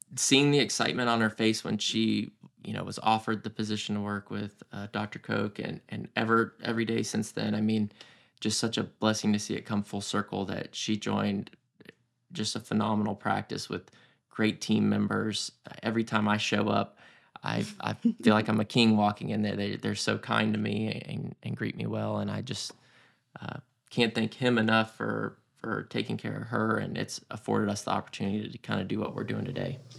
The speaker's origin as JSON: {"language": "English", "town": "Roswell", "region": "Georgia", "country": "United States", "tie": "born or raised there", "also_born_or_lived": "Houston", "said": "I grew up in Roswell, Georgia"}